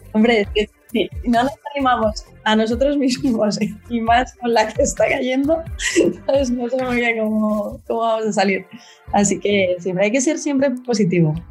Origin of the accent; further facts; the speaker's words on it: Oviedo, Asturias, Spain; moved away as an adult; Yo nací en Oviedo y estuve en Oviedo hasta los 20 y algo